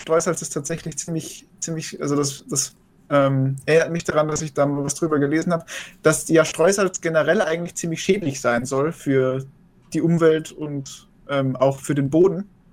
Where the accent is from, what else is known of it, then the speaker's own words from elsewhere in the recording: Austria; als Österreicher